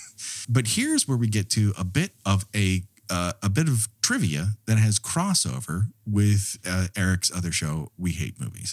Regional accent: Montrose, California, United States; My barber growing up in Montrose, California

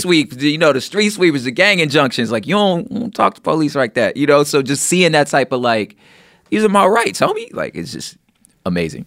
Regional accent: Los Angeles, California, United States; growing up in Los Angeles

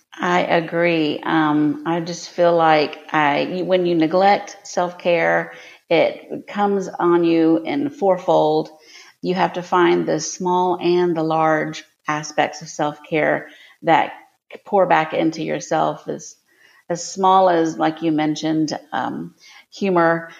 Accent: Lakeland, Florida, United States; I was born and raised here in Lakeland, Florida, where the podcast takes place and where my company is headquartered.

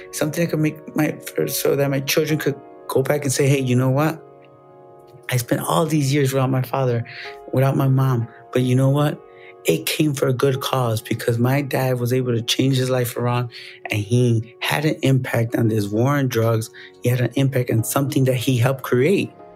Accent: Chicago, Illinois, United States; I was born in Chicago, made in America

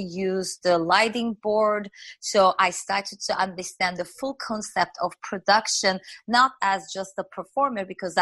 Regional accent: Turkey; English is a second language; moved away as an adult; now in United States; when I came here, I spoke French, I spoke Turkish, but I did not speak English.

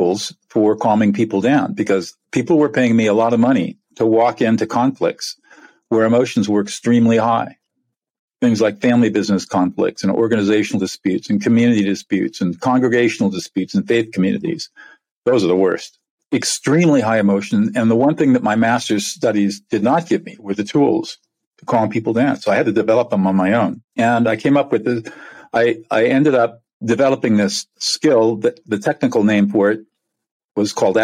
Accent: California, United States; I'm from California. I'm a California native

